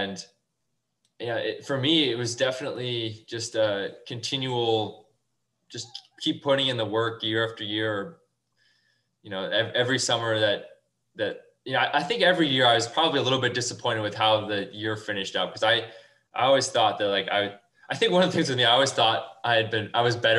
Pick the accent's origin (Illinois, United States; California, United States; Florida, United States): Illinois, United States; Woodstock; now in Chicago, United States; I grew up in Woodstock